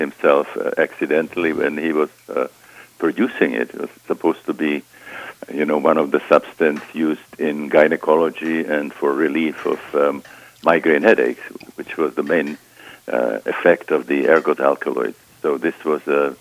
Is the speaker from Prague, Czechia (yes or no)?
yes; Prague, Czechia; moved away as an adult; I was born in Prague, Czechoslovakia.